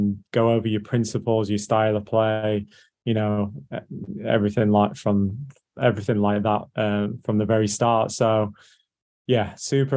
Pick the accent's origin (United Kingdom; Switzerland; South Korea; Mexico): United Kingdom; England; moved away as an adult; also born or lived in North Carolina, United States; now in Orlando, United States; as you can tell by my voice, I'm English, but my dad was American